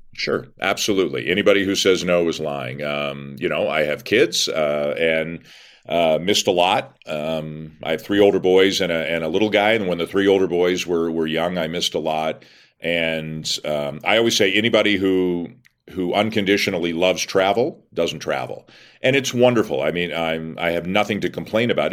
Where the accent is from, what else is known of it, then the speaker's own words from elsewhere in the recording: Toronto, Ontario, Canada; I'm born and raised in Toronto, have lived there my whole life, other than I went to Western